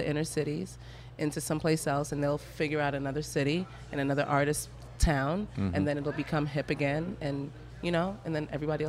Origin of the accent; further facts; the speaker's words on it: New York City, New York, United States; moved away as an adult; now in New Orleans, United States; I'm from Brooklyn, New